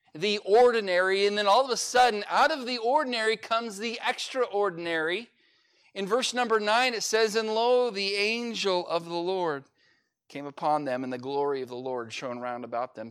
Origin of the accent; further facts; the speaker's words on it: California, United States; now in Oklahoma, United States; I'm from California